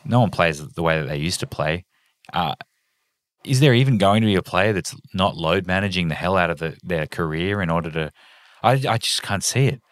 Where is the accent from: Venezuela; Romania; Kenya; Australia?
Australia; I'm Australian